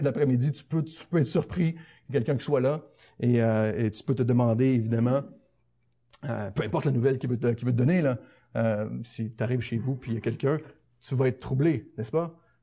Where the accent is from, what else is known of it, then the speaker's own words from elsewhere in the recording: Saint-Jérôme, Quebec, Canada; je passe à Saint-Jérôme, ma ville natale